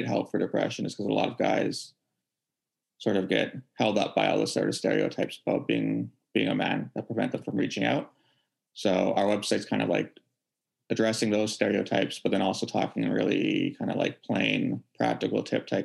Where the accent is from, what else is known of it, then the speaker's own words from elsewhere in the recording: Vancouver, British Columbia, Canada; born and raised in Vancouver